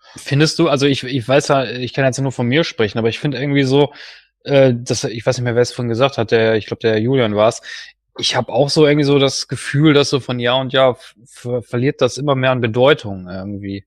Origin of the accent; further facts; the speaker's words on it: Duisburg, North Rhine-Westphalia, Germany; moved away as an adult; now in Herten, Germany; also ich komme ja eigentlich aus Duisburg, ich bin aber arbeitsbedingt nach Herten umgezogen